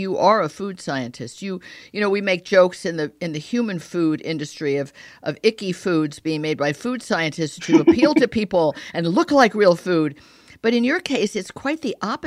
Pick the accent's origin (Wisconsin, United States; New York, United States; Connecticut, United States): Connecticut, United States; I grew up in Connecticut